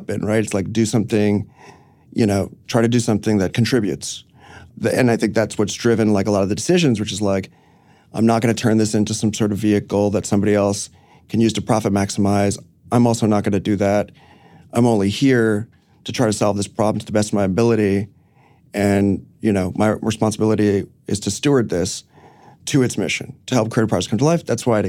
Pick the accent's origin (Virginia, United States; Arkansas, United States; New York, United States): New York, United States; New York City; No, I grew up in the city, but I grew up on Roosevelt Island, actually.